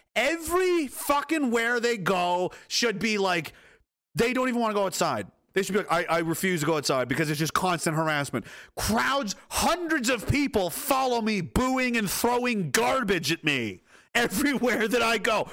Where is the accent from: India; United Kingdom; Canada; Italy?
Canada; Pictou County, Nova Scotia; I'm from Pictou County, Nova Scotia.